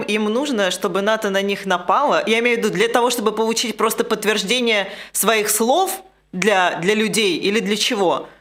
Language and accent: Russian; Tbilisi, Georgia; как уроженки Тбилиси, да, из Грузии